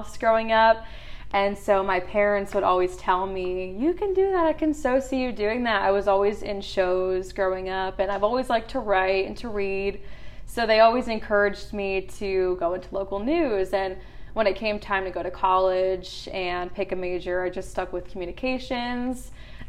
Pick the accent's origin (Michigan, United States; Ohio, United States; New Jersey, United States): New Jersey, United States; moved away as an adult; also born or lived in Eugene, Oregon; now in Nashville, United States; I'm from Jersey